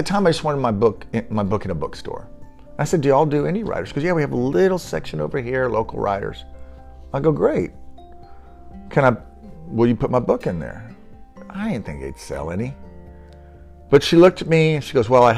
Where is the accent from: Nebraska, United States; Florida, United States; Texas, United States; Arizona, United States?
Texas, United States; Denton; moved away; also born or lived in Leander, Texas; Denton, of all places, my hometown.